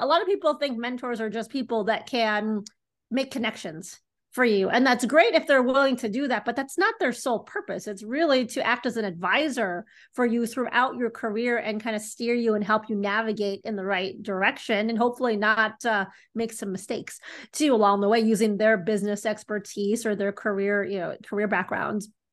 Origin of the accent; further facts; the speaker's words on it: Chicago, Illinois, United States; I'm from Chicago, Illinois. I grew up in the city